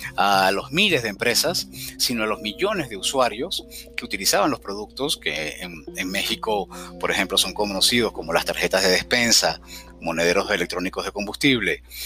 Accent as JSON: {"language": "Spanish", "town": "Caracas", "region": "Capital District", "country": "Venezuela", "tie": "born or raised there", "also_born_or_lived": "Cumaná, Venezuela / Montreal, Canada", "moved": "as an adult", "said": "Al poco tiempo de nacer nos mudamos a Caracas, la capital del país, y donde viví aproximadamente unos 38 años"}